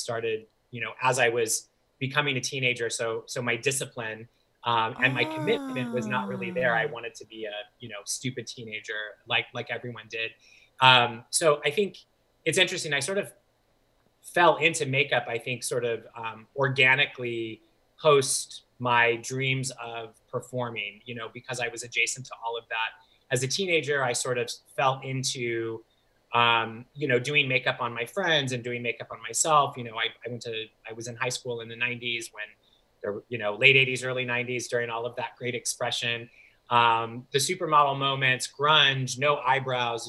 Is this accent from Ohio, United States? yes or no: no; St. Louis, Missouri, United States; moved away as an adult; also born or lived in Chicago; I grew up in St. Louis, and I was there